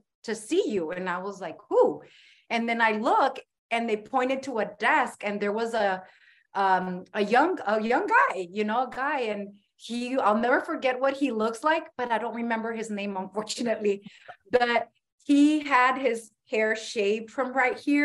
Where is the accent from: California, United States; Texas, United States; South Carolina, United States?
California, United States; San Diego; I'm from the South Bay, San Diego, born and raised here. I'm very proud to be a San Diegan.